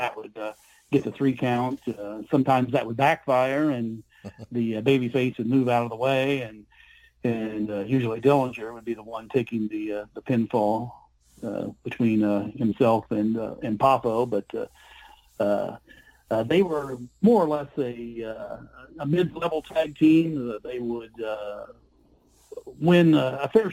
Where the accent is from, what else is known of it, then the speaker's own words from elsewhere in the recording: Terre Haute, Indiana, United States; my hometown of Terre Haute, Indiana